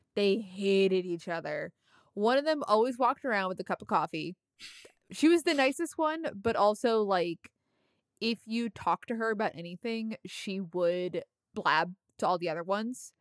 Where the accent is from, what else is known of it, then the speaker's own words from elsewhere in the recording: New York metropolitan area, United States; I'm from the New York metropolitan area